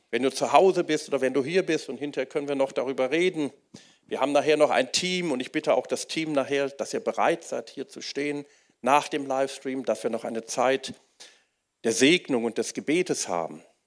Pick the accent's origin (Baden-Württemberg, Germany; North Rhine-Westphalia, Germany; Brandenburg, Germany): North Rhine-Westphalia, Germany; Wuppertal; ich bin in Wuppertal aufgewachsen